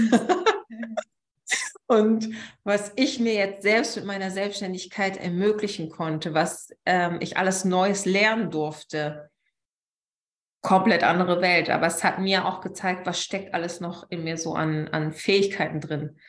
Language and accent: German; Münsterland, North Rhine-Westphalia, Germany; moved away as an adult; now in Berlin, Germany; ich komme ursprünglich aus dem Münsterland und bin vor, wie lange ist es her, vor mehr als sechs Jahren nach Berlin gezogen